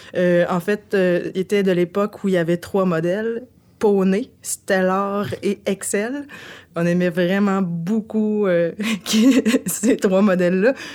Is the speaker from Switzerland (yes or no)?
no; Bécancour, Quebec, Canada; je viens de Saint-Angèle-de-Laval. C'est situé juste en face euh, de Trois-Rivières